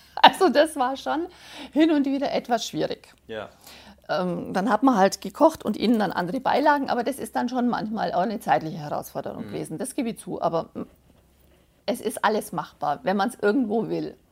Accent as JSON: {"language": "German", "region": "Bavaria", "country": "Germany", "accent": "Bavarian", "said": "ich komme aus Frippberg im schönen Bayern wie man vielleicht unschwer hören kann"}